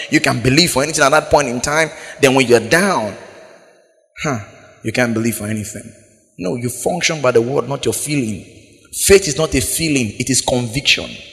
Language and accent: English; Biseni, Bayelsa, Nigeria; I'm from Biseni